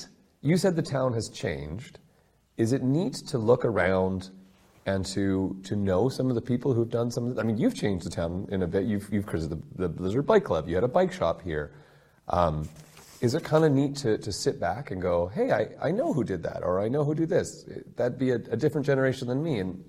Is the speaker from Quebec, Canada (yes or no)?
no; Fort St. John, British Columbia, Canada; I'm from Fort St. John.